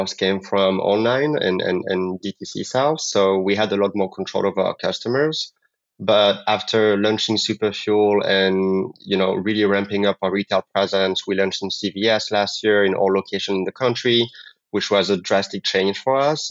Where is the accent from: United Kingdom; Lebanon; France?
France; English is a second language; moved away as an adult; now in New York, United States; I'm originally from France. I did my master's degrees in France, moved to the U.S. to learn English